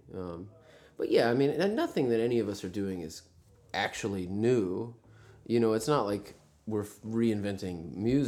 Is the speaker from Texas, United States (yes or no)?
yes; Texas, United States; we're from Texas